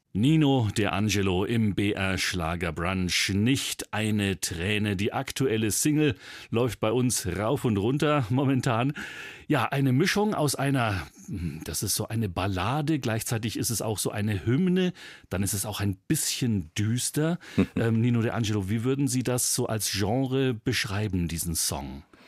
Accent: Bavaria, Germany; bei uns in Bayern

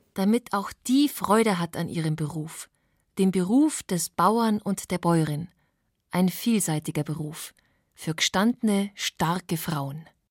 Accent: Bavaria, Germany; bei uns in Bayern mit den eher kleinteiligen Strukturen

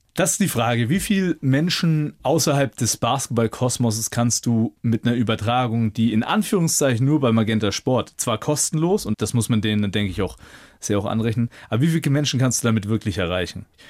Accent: Nuremberg, Bavaria, Germany; also born or lived in Munich / Bayreuth; In Nürnberg, in meiner Heimat mit meiner Familie

